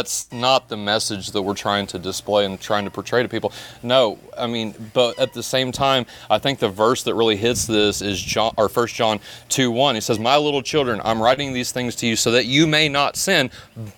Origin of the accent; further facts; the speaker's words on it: Indiana, United States; moved away as an adult; also born or lived in Florida; I was 18, moved to Florida. I'm originally from Indiana.